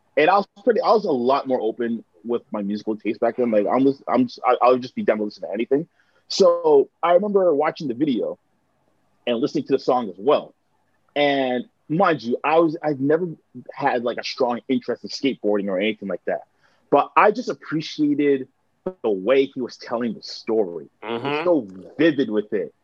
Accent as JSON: {"language": "English", "town": "Mississauga", "region": "Ontario", "country": "Canada", "tie": "born or raised there", "also_born_or_lived": "Hamilton, Canada / Oakville, Canada", "said": "a lot of like my elementary school years and high school years are spent in in uh, in Mississauga, and a lot of like my uh, adolescence was spent there as well"}